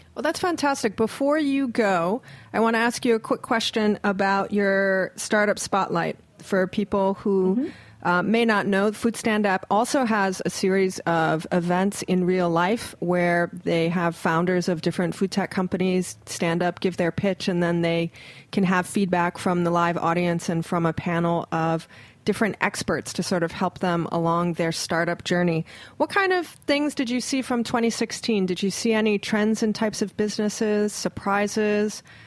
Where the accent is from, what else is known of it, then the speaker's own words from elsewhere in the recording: Hawaii, United States; I'm from Hawaii